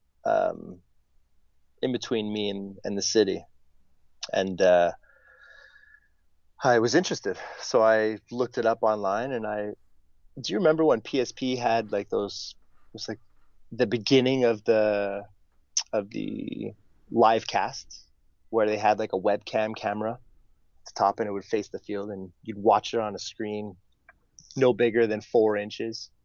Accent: Montreal, Quebec, Canada; I was born and raised in Montreal.

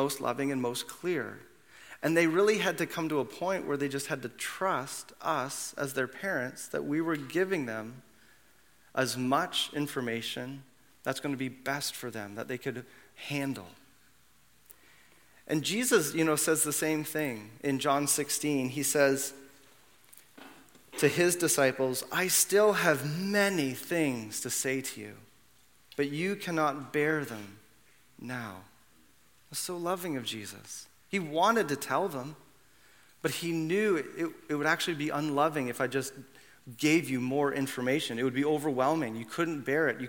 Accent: Canada; also born or lived in Brampton / Mississauga; if I wasn't born in 1978 in Canada

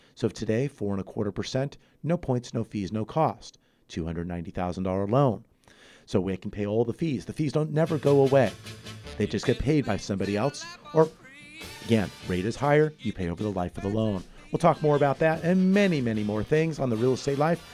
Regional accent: San Fernando Valley, Southern California, United States; born or raised there; also born or lived in Santa Barbara / Ventura County

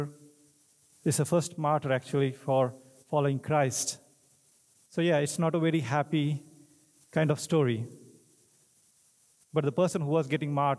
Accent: India; English is a second language; moved away; I'm from India

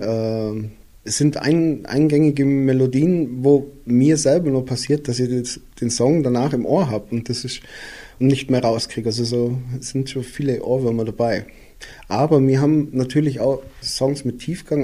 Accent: Füssen, Bavaria, Germany; now in Austria; ich bin ja in Füssen geboren und wohne jetzt mittlerweile in Österreich

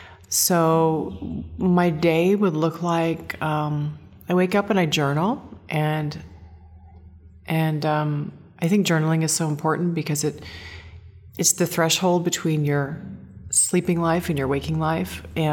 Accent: Seaside, Oregon, United States; Well, I was born in the Northwest, Seaside, Oregon.

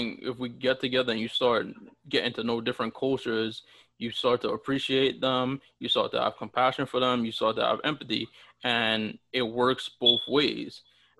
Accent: U.S. Virgin Islands; now in United States; especially when I moved to the States. Oh, where are you from? And stuff like that. And people would always, like, assume that people from the Virgin Islands looked like me

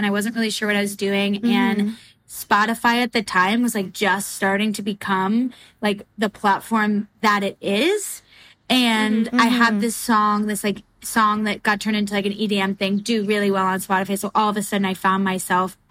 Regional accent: New Jersey, United States; I'm from New Jersey too

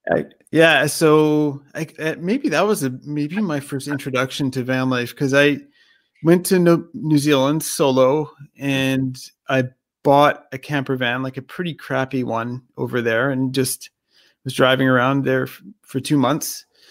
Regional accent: Canada; I was born in Canada

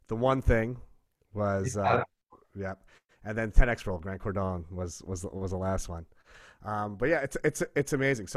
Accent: South Shore of Long Island, New York, United States; also born or lived in Brooklyn; I grew up on the South Shore of Long Island, which is sort of a very blue collar.

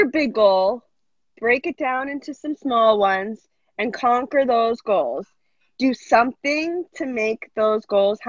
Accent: Massachusetts, United States; now in New York, United States

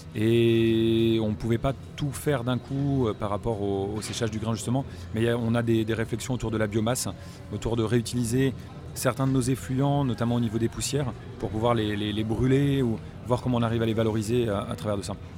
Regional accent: Normandy, France; j'ai grandi en Normandie

